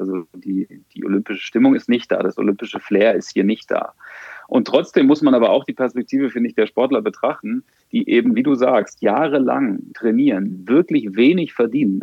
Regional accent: Germany; als Deutscher

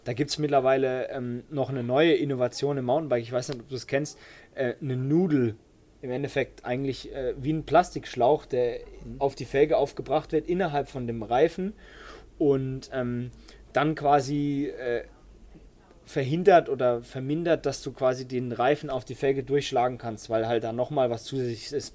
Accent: Baden-Württemberg, Germany; Bei uns in Baden-Württemberg

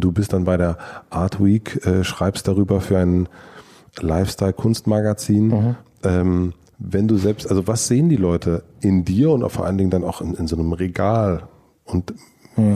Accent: Berlin, Germany; weil wir sind ja beide Deutsche, wir sind beide aus Berlin

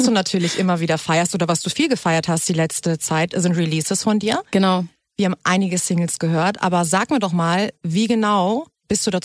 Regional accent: Heidelberg, Baden-Württemberg, Germany; Genau, genau, ich komme aus Heidelberg, also eigentlich sehr weit weg.

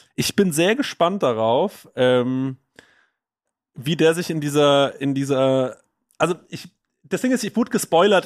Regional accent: Düsseldorf, North Rhine-Westphalia, Germany; bei uns in Düsseldorf

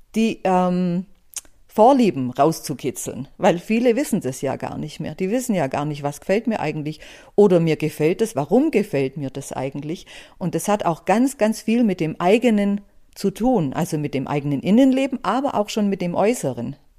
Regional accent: Buxheim, Bavaria, Germany; Ich bin im Allgäu aufgewachsen, in Buxheim, an, direkt an der Iller

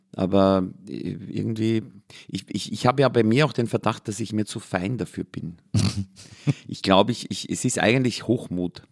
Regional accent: Austria; ich bin an der Grenze von drei Vierteln aufgewachsen, nämlich Waldviertel, Mostviertel und Mühlviertel

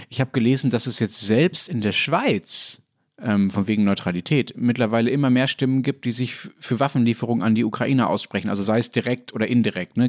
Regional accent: Germany; als Deutscher

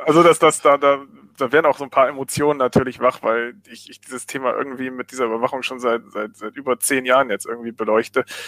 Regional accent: Germany; bei uns in Deutschland

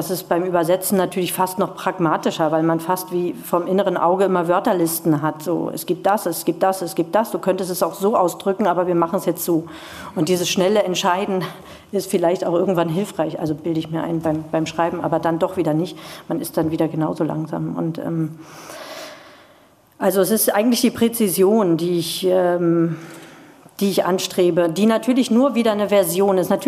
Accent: East Germany, Germany; weil ich in einer Garnisonsstadt aufgewachsen bin in der DDR

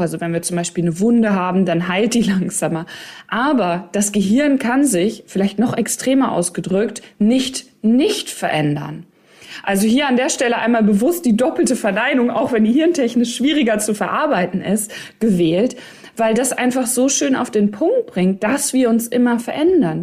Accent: Ostwestfalen-Lippe, North Rhine-Westphalia, Germany; also born or lived in Cologne; Ich komme ja aus Ostwestfalen, Lippe, also OWL.

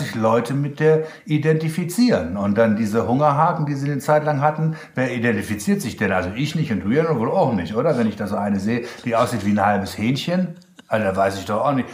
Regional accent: Germany; accent: German; Und dann auch noch mein deutscher Akzent

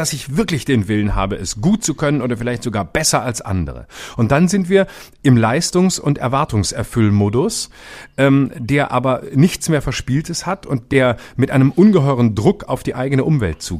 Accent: Lörrach, Baden-Württemberg, Germany; es gibt da in der Nähe von Lörrach, wo ich herkomme, gibt es einen, einen Fluss, ähm, so einen kleinen, ja relativ kleinen Fluss, der heißt die Wiese und da gibt's es, der kommt da aus dem Schwarzwald und fließt da runter

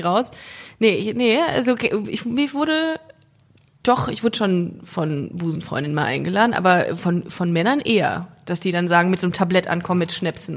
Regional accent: Düsseldorf, North Rhine-Westphalia, Germany; aus Düsseldorf.

